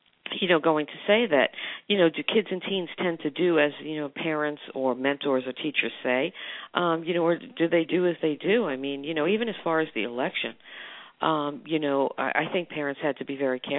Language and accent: English; New York, United States; being a New Yorker